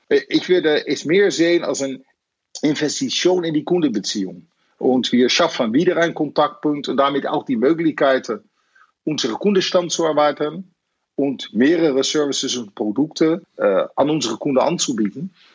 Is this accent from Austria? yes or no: no; Netherlands; German is a second language; now in Germany; Ich bin natürlich Holländer